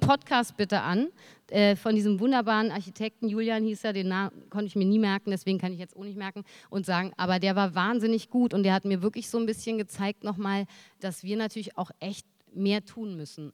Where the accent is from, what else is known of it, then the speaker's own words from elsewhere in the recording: Berlin, Germany; als Berlinerin